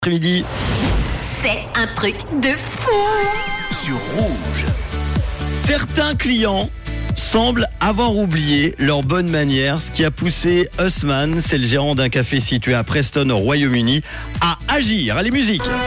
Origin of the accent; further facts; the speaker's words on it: Switzerland; chez nous en Suisse